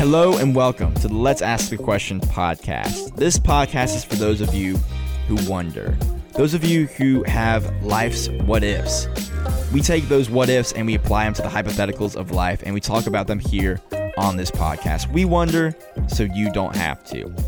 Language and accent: English; Hayesville, North Carolina, United States; I am from Haysville, North Carolina